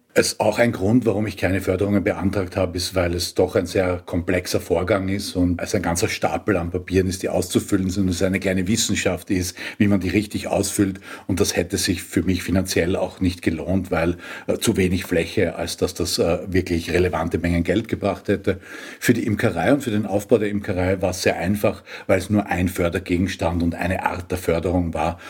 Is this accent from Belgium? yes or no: no; Austria; bei uns in Österreich